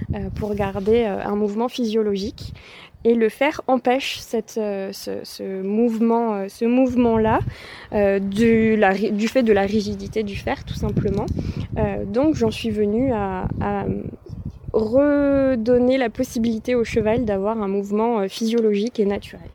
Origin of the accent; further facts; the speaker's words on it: Vaucluse, Provence-Alpes-Côte d'Azur, France; moved away as an adult; now in Ardèche, France; Je suis pas originaire d'Ardèche, je suis originaire du Vaucluse